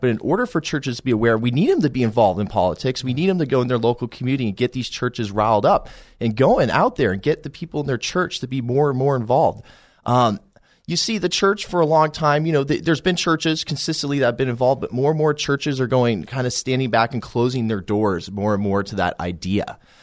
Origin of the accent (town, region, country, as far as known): Colorado Springs, Colorado, United States; born or raised there